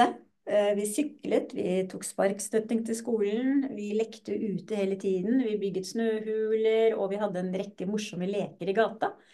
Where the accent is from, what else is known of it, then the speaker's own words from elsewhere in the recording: Lørenskog, Akershus, Norway; also born or lived in Drammen; Jeg er født i Drammen, faktisk. Ja. Og vokste opp på Lørenskog.